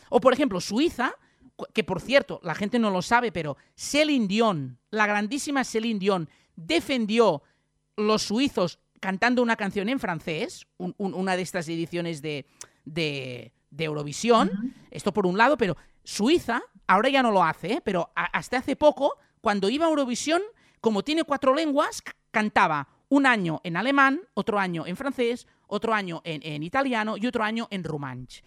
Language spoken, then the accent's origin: Spanish; Catalonia, Spain; los catalanes somos españoles